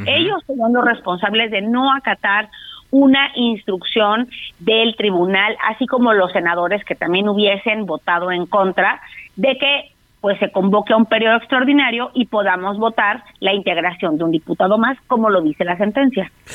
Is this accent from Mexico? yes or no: yes; Mexico; Somos los mexicanos y mexicanas